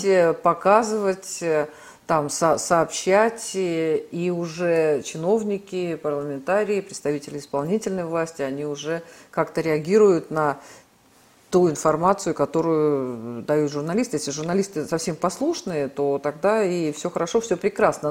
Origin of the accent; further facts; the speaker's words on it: Omsk, Omsk Oblast, Russia; now in Moscow, Russia; я вот из Омска, да, это был крупнейший сибирский промышленный центр